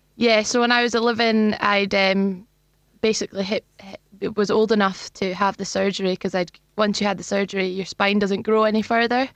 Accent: Luncarty, Scotland, United Kingdom; So I grew up in, in Perth, actually, in a village called Longcurty.

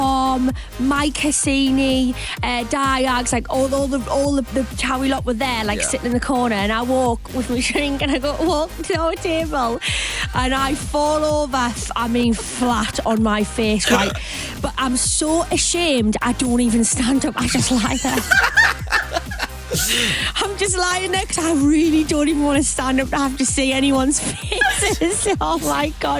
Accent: Sunderland, North East England, United Kingdom; accent: Mackem; I'm a Magan

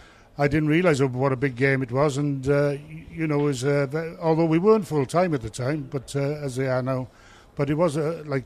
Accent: Cardiff, Wales, United Kingdom; moved away as an adult; also born or lived in Halifax / Widnes; from growing up in Cardiff, starting in school with my Windsor Clive school, then joining the Cardiff Rugby Club

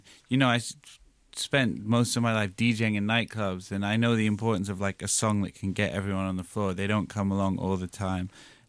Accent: New York, United States; when I was growing up in New York playing in hip hop clubs

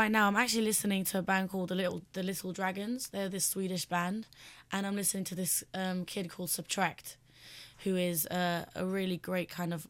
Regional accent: London, United Kingdom; I'm a girl from West London, and I've been singing for a while. And I came to Jay's attention when I was 18. I'm 21 years old now

